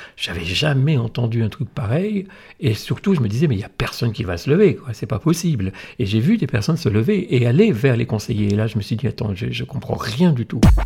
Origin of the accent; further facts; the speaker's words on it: the North, France; moved away as an adult; also born or lived in Alsace; je venais du Nord